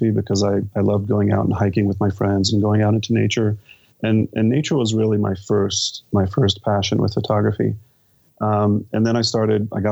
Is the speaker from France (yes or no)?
no; Israel; moved away as an adult; also born or lived in United States; now in Albuquerque, United States; growing up in Israel